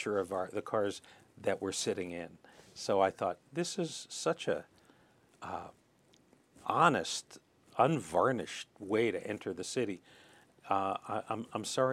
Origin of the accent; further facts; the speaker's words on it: Philadelphia, Pennsylvania, United States; I was born on Broad Street